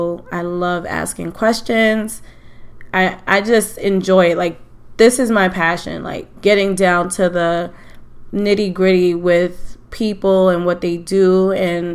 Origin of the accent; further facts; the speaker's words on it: New York City, New York, United States; I am from Queens, St. Albans, Queens to be exact. I love that I grew up in Queens